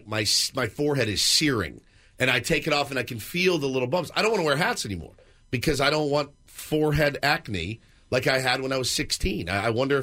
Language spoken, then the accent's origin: English; the South, United States; I was from the South